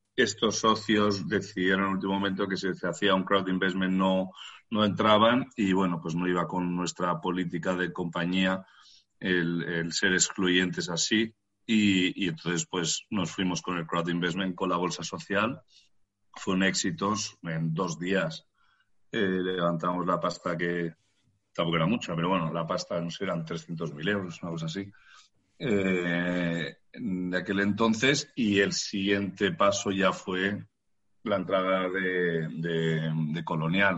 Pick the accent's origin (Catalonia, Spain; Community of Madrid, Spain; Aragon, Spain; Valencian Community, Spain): Community of Madrid, Spain; Madrid; los que somos de Madrid